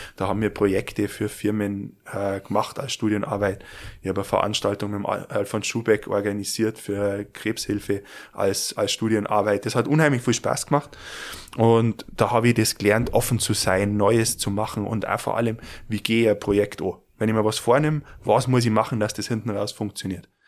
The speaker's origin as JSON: {"language": "German", "town": "Garmisch-Partenkirchen", "region": "Bavaria", "country": "Germany", "said": "bei uns in Garmisch"}